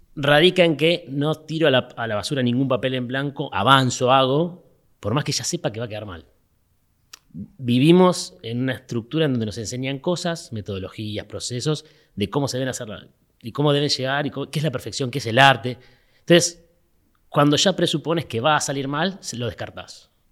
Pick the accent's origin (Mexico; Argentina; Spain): Argentina; Mar del Plata, Buenos Aires Province; moved away; como soy de Mar del Plata, extrañaba el horizonte del mar